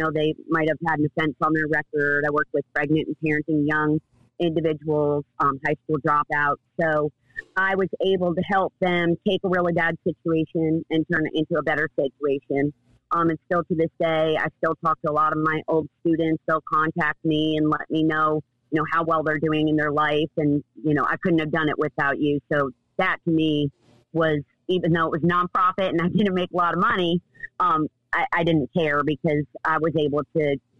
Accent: the South, United States; accent: Southern; now in Charleston, United States; But then whenever I go home or talk to anybody from New York, they're like, wow, you have a Southern accent.

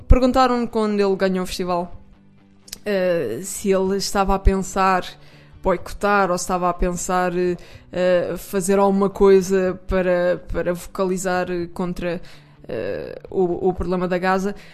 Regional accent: Portugal; sou portuguesa

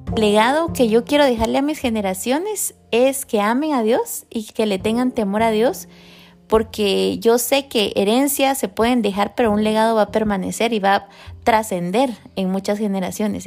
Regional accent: Guatemala; moved away as an adult; nosotros somos de Guatemala y venimos hace 18 años aproximadamente

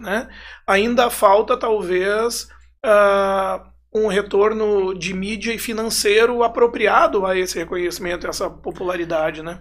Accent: Arroio do Meio, Rio Grande do Sul, Brazil; minha infância foi toda, assim, em Arroio do Meio

